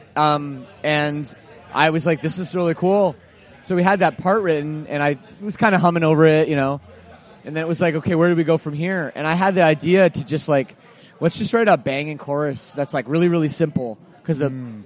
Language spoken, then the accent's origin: English; Oakville, Ontario, Canada; my hometown of Oakville, Ontario, suburb of Toronto